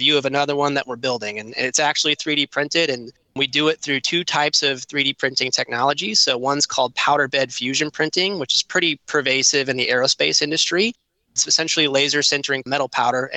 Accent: California, United States; moved away; also born or lived in Kentucky; I was born in California. I moved to Kentucky, went to Eastern Kentucky University

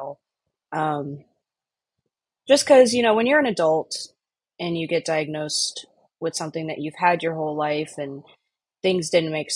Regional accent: Texas, United States; now in Chicago, United States; I'm originally from Texas, but I currently live in Chicago

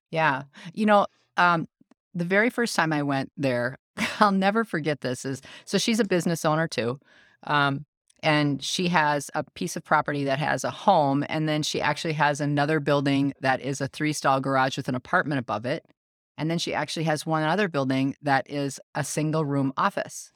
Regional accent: United States; I'm the American

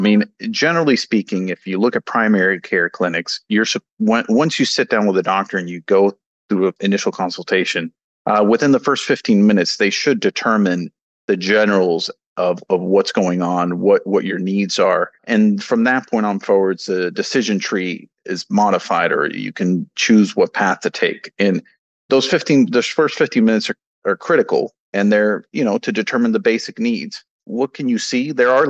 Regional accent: Mexico; You know, I come from Mexico. The healthcare system is very different there.

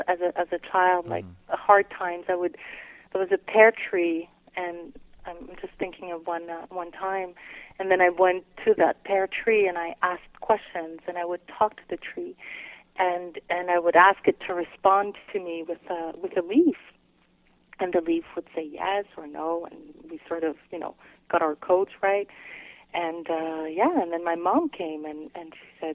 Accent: Quebec City, Quebec, Canada; first language French; English is a second language; also born or lived in British Columbia; now in Montreal, Canada; I grew up around Quebec City, the old Quebec City. But I also lived in British Columbia as a kid, and that's where I learned English. I was the only kid in school who spoke French and did not speak a word of English

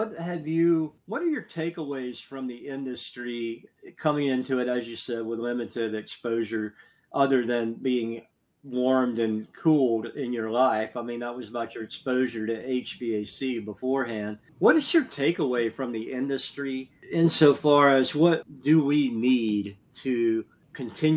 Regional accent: Southeast, United States; I grew up in the Southeast

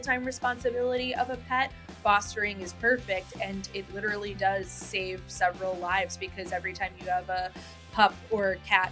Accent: Massachusetts, United States; when I was growing up in Massachusetts, my neighborhood was very cat-centric

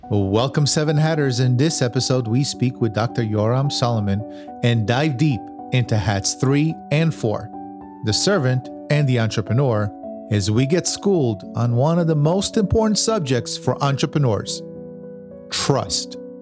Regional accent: Tel Aviv, Tel Aviv District, Israel; I was born in Tel Aviv. I was born in nineteen seventy-three.

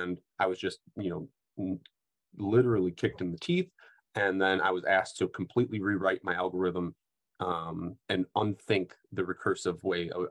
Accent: Midwest, United States; I'm a Midwesterner

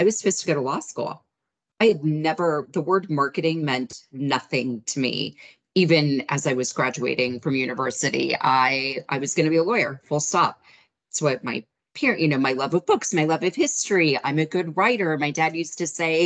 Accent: United States; as an American

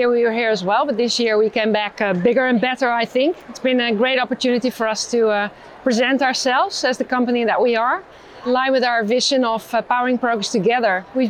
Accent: Netherlands; I'm from the Netherlands

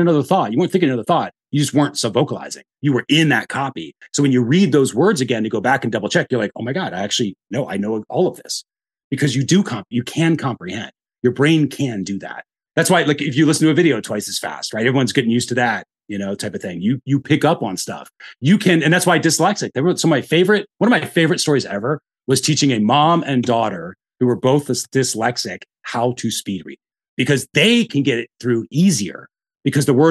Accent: the North, United States; now in Austin, United States; I'm from the North, I speak fast.

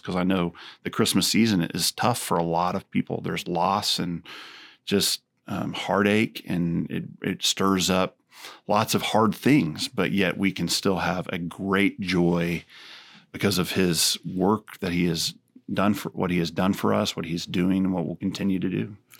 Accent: Texas, United States; growing up in Texas

